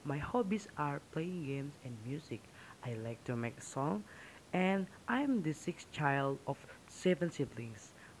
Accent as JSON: {"language": "English", "town": "Banjar", "country": "Indonesia", "tie": "born or raised there", "said": "I was born in Banjar, 30 June 2003. And I'm now 18 years old."}